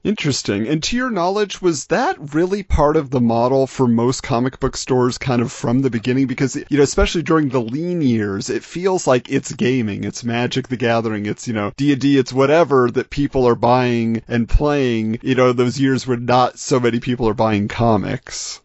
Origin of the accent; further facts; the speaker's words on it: Southern California, United States; I grew up in Southern California